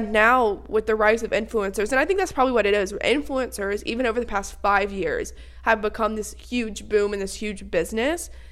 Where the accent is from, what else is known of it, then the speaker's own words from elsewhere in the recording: United States; I am a girl from the States